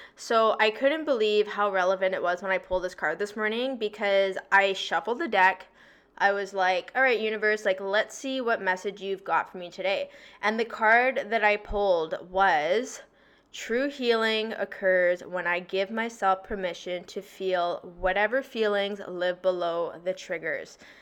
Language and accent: English; Victoria, British Columbia, Canada; moved away as an adult; now in Toronto, Canada; I'm from BC, I'm from Victoria